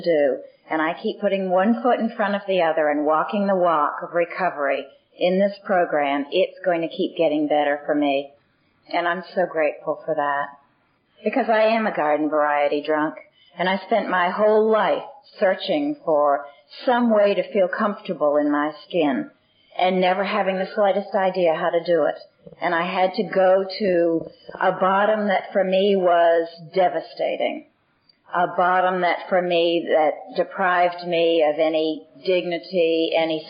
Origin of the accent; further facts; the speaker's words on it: Boston, Massachusetts, United States; I was born in Boston, and I'm the eldest of six children